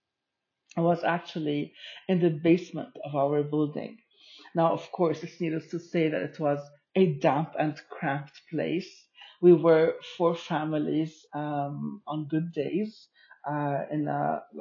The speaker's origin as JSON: {"language": "English", "country": "Lebanon", "tie": "born or raised there"}